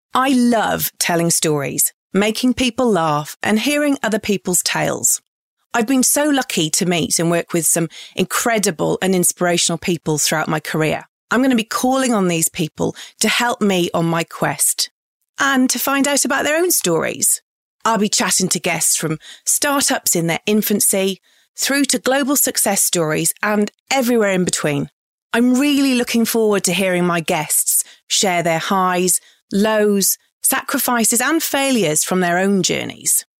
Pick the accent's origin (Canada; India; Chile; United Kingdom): United Kingdom; England; moved away as an adult; now in Australia; I'm an English bird who has happily called Australia home since two thousand.